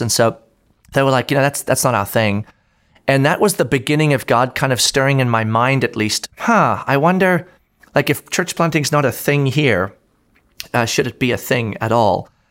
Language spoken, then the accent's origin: English; South Africa; now in Orlando, United States; I grew up in South Africa, actually. Um, born and raised there